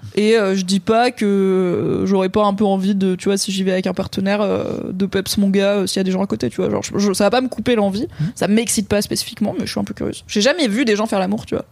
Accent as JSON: {"language": "French", "area": "Drôme", "region": "Auvergne-Rhône-Alpes", "country": "France", "tie": "born or raised there", "said": "50 bornes de là où j'ai grandi dans la Drôme"}